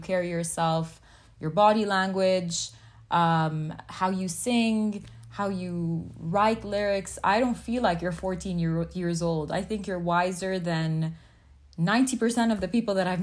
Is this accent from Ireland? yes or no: no; Palestine; first language English; I'm Palestinian, I'm fully Arab